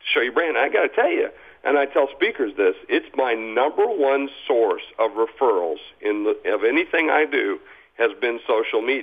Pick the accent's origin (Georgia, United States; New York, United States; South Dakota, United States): South Dakota, United States; I'm from South Dakota